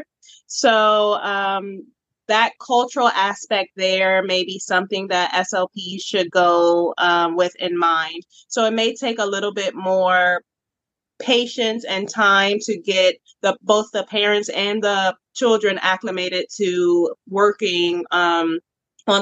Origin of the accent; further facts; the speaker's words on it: Richmond, Virginia, United States; I was born and raised in Richmond, Virginia